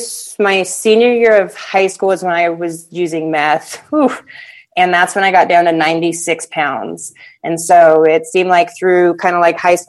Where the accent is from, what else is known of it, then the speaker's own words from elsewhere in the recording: Hawaii, United States; we grew up in Hawaii